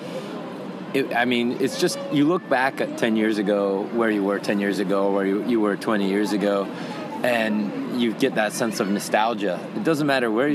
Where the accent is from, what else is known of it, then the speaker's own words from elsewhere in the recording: Los Angeles, California, United States; now in Japan; I'm from Los Angeles as well, and the California and the LA area